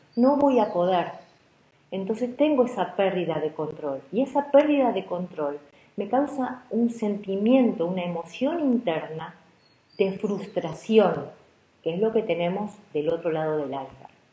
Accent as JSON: {"language": "Spanish", "country": "Argentina", "said": "como se dice aquí en Argentina"}